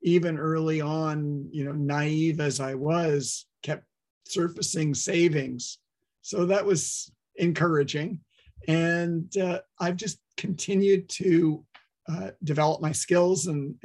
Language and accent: English; Toronto, Ontario, Canada; moved away as an adult; also born or lived in Waterloo, Canada / upstate New York, United States; now in Vancouver, Canada; I grew up in Toronto, did my engineering studies at Waterloo